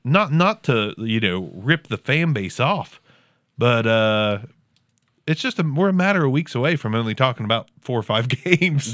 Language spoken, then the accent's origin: English; Southern Ohio, United States; accent: Southern Ohio; my Southern Ohio accent